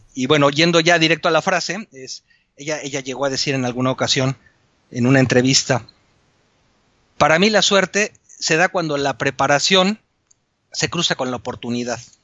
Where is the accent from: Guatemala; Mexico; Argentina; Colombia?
Mexico; moved away as an adult; now in Spain; Yo soy mexicano, ingeniero civil